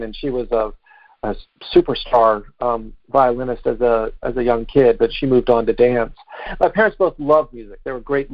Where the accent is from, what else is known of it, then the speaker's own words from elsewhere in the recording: Chapel Hill, North Carolina, United States; I grew up here in North Carolina